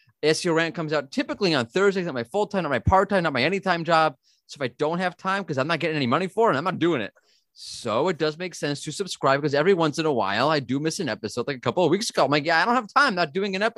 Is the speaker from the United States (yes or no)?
yes; New York, United States; now in Israel; I'm originally from New York, but now I live in Israel